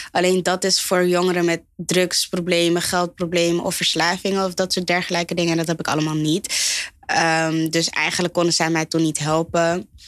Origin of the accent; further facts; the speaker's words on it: Groeneveen, North Holland, Netherlands; Ik ben opgegroeid in Groeneveen. Dat is gewoon Gansenhoef, dus dat is hier dichtbij.